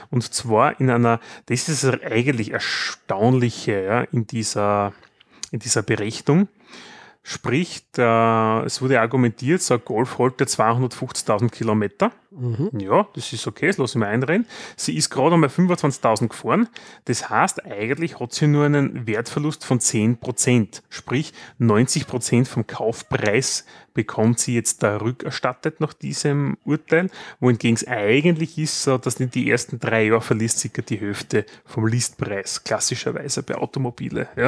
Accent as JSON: {"language": "German", "country": "Austria", "said": "auch, wenn wir als Österreicher woanders sind."}